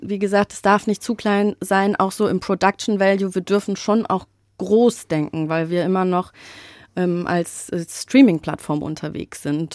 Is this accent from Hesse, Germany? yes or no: yes; Frankfurt, Hesse, Germany; als gebürtige Frankfurterin